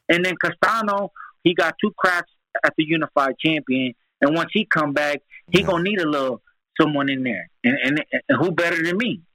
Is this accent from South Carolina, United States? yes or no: no; Milwaukee, Wisconsin, United States; moved away as an adult; also born or lived in South Florida; I'm originally from Milwaukee, Wisconsin.